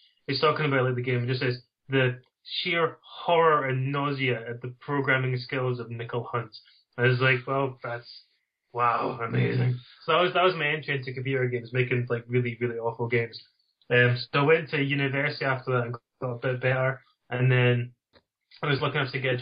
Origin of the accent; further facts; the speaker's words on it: Dundee, Scotland, United Kingdom; accent: Dundee; It's from Dundee in Scotland. Although I was, as a child, my mum said, you have to speak properly. And so it's beaten into me, and so that's why my accent isn't quite as strong as some other people from the Dundee area.